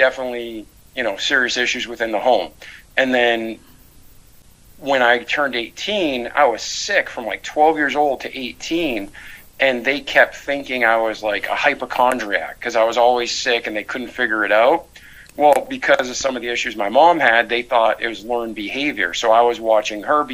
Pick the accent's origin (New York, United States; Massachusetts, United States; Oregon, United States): Massachusetts, United States; Milford; moved away as an adult; now in Pensacola, United States; I was born outside of Boston, Mass, in Milford, Massachusetts, and I grew up there for 20 years